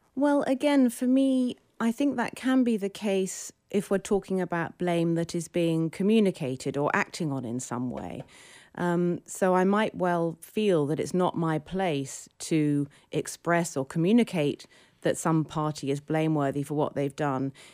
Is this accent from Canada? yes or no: no; United Kingdom; now in New York, United States; I'm British.